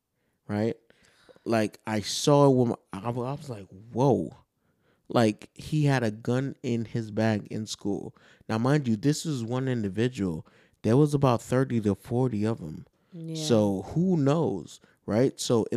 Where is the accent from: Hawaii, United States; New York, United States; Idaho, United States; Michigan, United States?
New York, United States; moved away; also born or lived in Georgia; The thing is, I didn't experience racism until I moved to Georgia. Because I'm from New York.